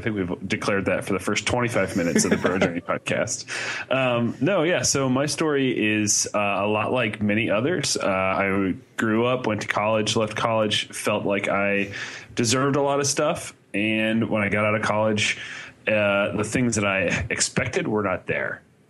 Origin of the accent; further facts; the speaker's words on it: Indiana, United States; because I grew up in Indiana, but I went to school in Ohio.